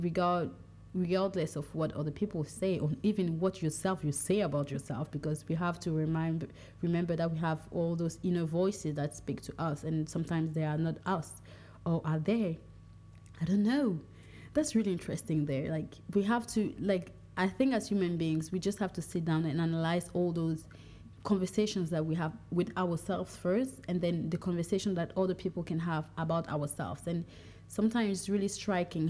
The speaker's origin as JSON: {"language": "English", "country": "Cameroon", "also_born_or_lived": "France", "moved": "yes", "said": "When someone asks me where I'm from, sometimes I'll say France, sometimes I'll say Cameroon, but in my deep heart, I'm more from my tribe than anything else"}